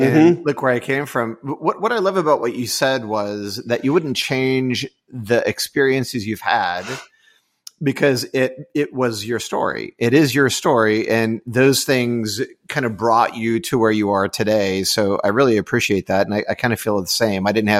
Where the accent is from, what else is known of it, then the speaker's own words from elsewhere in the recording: Houston, Texas, United States; I grew up in Houston.